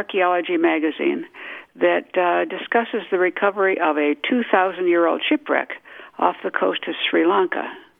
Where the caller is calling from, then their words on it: Albany, New York, United States; I'm calling from Albany, New York.